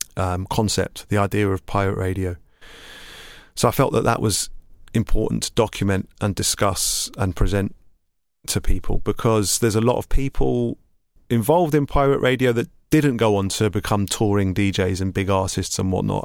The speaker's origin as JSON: {"language": "English", "region": "London", "country": "United Kingdom", "tie": "born or raised there", "said": "I grew up in East London in Hackney, and I went to school in Islington."}